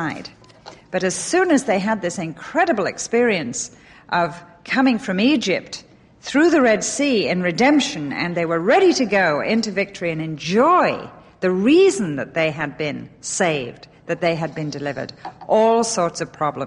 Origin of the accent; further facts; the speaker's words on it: England, United Kingdom; now in United States; Intervarsity-based Bible study that I was brought up on in England